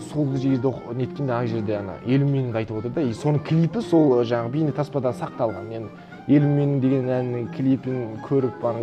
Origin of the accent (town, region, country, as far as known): Mongolia; born or raised there; moved away as an adult; also born or lived in Kazakhstan / United States